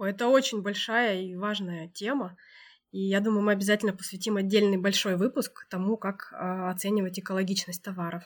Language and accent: Russian; Altai Krai, Russia; also born or lived in Moscow; восемь лет назад я вернулась из Москвы на Алтай